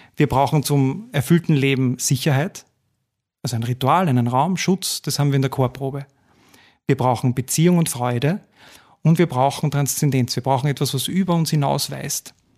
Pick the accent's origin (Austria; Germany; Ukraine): Austria; Gmünd, Lower Austria; also born or lived in Vienna; Ich komme aus Gmünd, aus dem Waldviertel